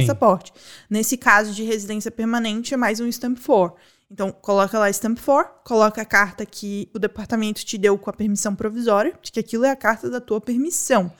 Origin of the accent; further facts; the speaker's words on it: Brazil; moved away; eu sou brasileira